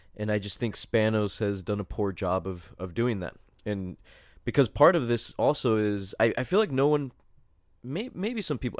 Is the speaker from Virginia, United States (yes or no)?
no; San Diego, California, United States; we're all from San Diego